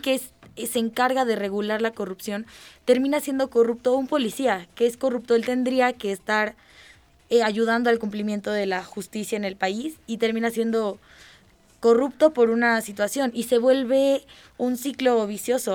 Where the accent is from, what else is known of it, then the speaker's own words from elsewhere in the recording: Mexico; nosotros como ciudadanos mexicanos